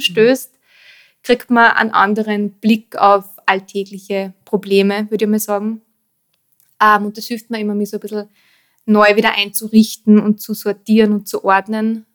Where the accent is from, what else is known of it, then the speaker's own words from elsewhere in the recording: Austria; also born or lived in Vienna; dazwischen waren ähm, dann doch 14 Jahre Wien, bevor ich eben wieder in meinen Heimatort zurückgezogen bin.